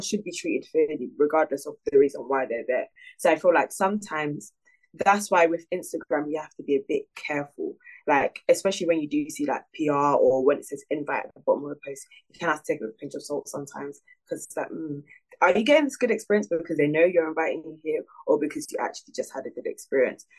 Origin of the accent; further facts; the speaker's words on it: Nigeria; I'm Nigerian